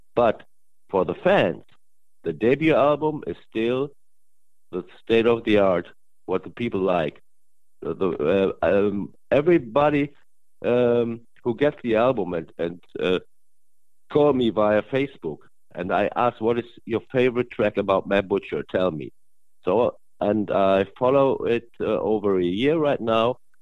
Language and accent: English; Germany; English is a second language; I'm from Germany